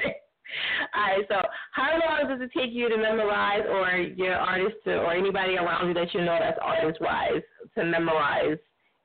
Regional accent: New Jersey, United States; shout out to Jersey. Yeah, that's my home state

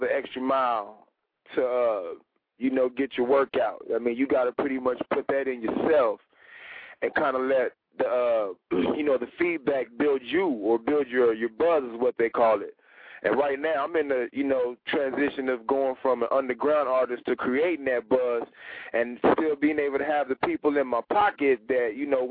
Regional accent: San Antonio, Texas, United States; moved away as an adult; now in Atlanta, United States; I'm originally from Texas, San Antonio, and I reside in Atlanta now

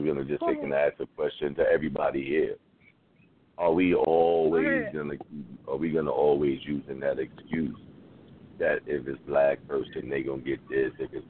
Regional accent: New York City, New York, United States; I'm born and raised in the Bronx

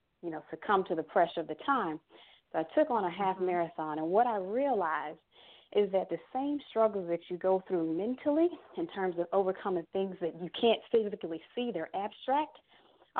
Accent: Miami Gardens, Florida, United States; I am originally from Miami, Florida. I grew up, you know, with my mother and my brothers and sisters out of Carroll City, Florida

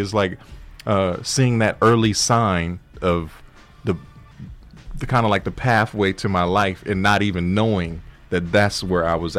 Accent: Inglewood, California, United States; when I was a little kid growing up in Inglewood. So I grew up on the intersection of Manchester and Fifth Avenue.

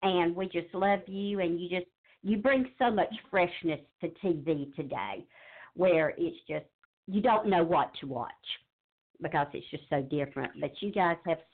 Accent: Charlotte, North Carolina, United States; now in Jesup, United States; I grew up in Charlotte, North Carolina

